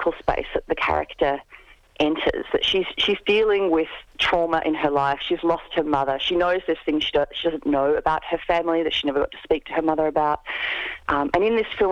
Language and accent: English; Albany, Western Australia, Australia; I grew up in Albany, which was a whaling town before I was born.